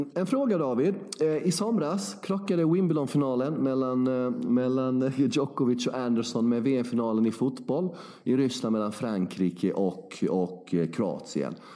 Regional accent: Värnamo, Jönköping County, Sweden; jag är ju från Värnamo, sex mil från Växjö

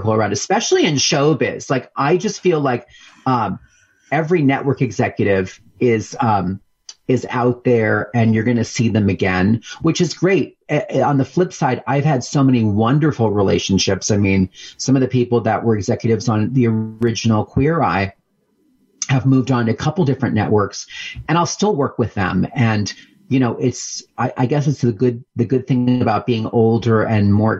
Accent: Pennsylvania, United States; moved away as an adult; also born or lived in New York City; as a young person, I grew up in Pennsylvania on a horse farm

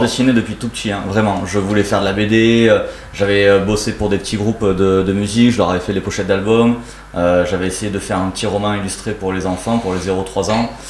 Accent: Gruissan, Occitania, France; also born or lived in Narbonne; je viens d'un petit village euh, qui s'appelle Gruissan

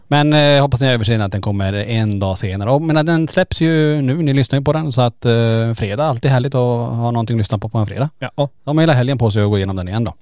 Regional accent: Kiruna, Norrbotten County, Sweden; är vi ju födda och uppvuxna i Kiruna

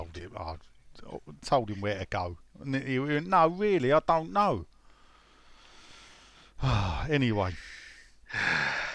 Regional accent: London, United Kingdom; I told them I was from Canning Town

